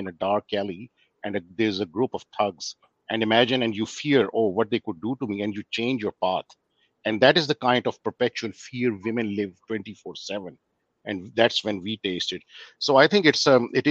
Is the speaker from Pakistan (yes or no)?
yes; Pakistan; moved away as an adult; now in Australia; I'm originally from Pakistan and I live in Australia and I've been in Australia since 2008.